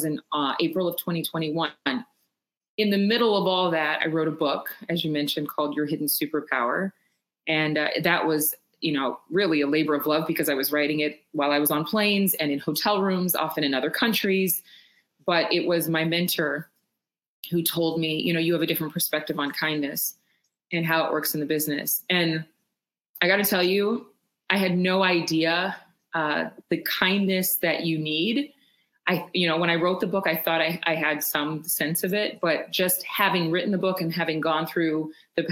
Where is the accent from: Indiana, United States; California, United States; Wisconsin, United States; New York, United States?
California, United States; Sacramento; moved away as an adult; also born or lived in Los Angeles / Dallas; I actually ended up in my hometown of the Sacramento area